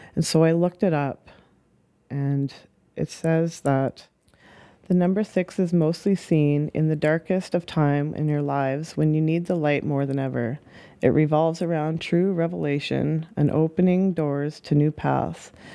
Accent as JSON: {"language": "English", "town": "Saskatoon", "region": "Saskatchewan", "country": "Canada", "tie": "born or raised there", "also_born_or_lived": "Hope, British Columbia / Spuzzum, British Columbia / Okanagan, British Columbia / Victoria, British Columbia", "said": "About the age of four, moved over to Saskatoon"}